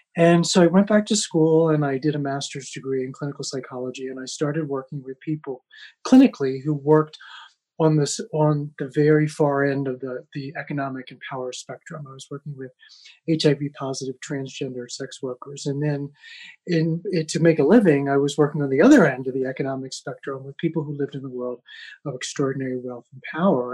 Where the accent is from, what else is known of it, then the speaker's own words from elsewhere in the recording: United States; moved away as an adult; also born or lived in Amsterdam; as a white privileged male growing up in America